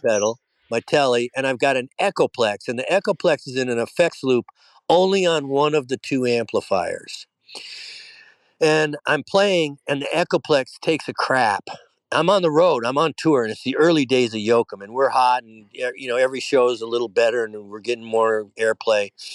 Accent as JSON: {"language": "English", "town": "Detroit", "region": "Michigan", "country": "United States", "tie": "born or raised there", "said": "I grew up in Detroit"}